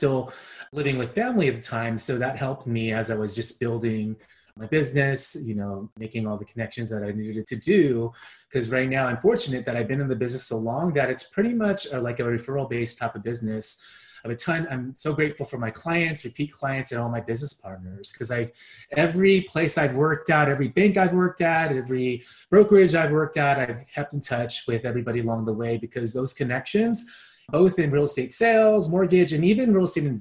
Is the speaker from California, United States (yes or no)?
yes; Bay Area, California, United States; born and raised in the Bay Area